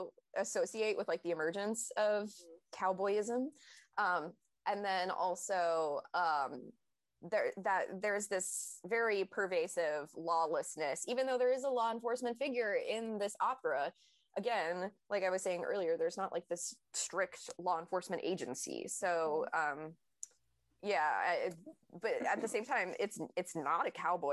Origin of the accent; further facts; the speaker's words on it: the South, United States; I am from the South